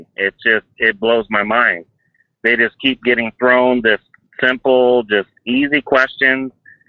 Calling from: Fife, Washington, United States; Fife, Washington.

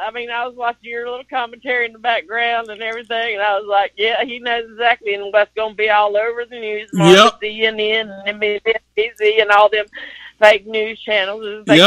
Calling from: South Carolina, United States; from South Carolina.

